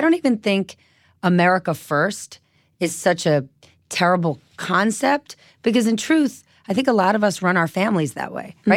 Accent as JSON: {"language": "English", "region": "New Jersey", "country": "United States", "said": "I was from New Jersey"}